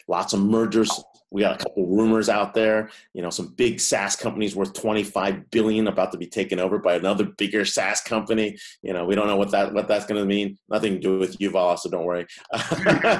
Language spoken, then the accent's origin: English; Allentown, Pennsylvania, United States; also born or lived in Philadelphia; I grew up in Allentown, Pennsylvania